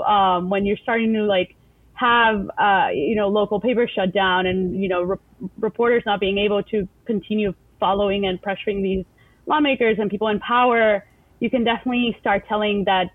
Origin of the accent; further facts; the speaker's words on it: El Salvador; English is a second language; moved away as an adult; now in United States; Yeah, I grew up in El Salvador. I was there until I was 18, you know, went through K through 12. I went to an American school, so the American School of El Salvador.